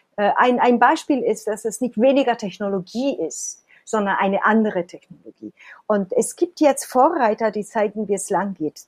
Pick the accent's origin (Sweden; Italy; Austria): Italy; Ich bin Italienerin